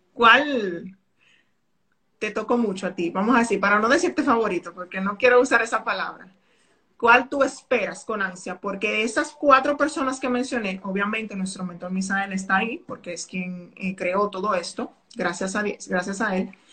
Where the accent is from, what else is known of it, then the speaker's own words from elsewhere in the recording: Dominican Republic; soy dominicana